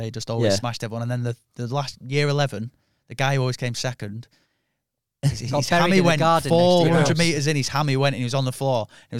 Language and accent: English; Chorley, North West England, United Kingdom; also born or lived in Manchester; I grew up in Chorley when I moved from Manchester.